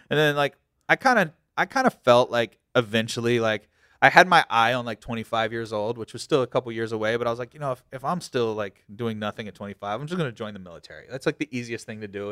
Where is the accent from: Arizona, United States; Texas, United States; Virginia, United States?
Virginia, United States; Virginia Beach; I'm from Virginia Beach